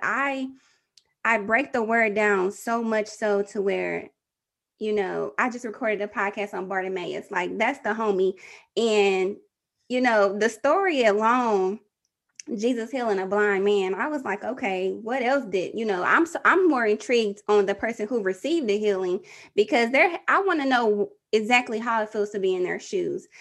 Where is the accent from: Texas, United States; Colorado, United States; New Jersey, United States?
Texas, United States; I'm from Texas